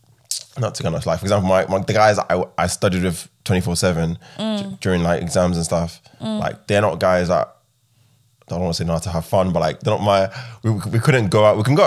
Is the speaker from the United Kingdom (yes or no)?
yes; London, United Kingdom; When I was younger, I grew up in Southeast London. I saw a lot of things.